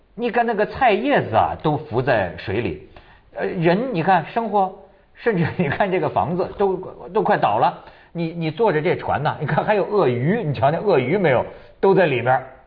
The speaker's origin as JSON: {"language": "Chinese", "country": "China", "said": "我们中国人"}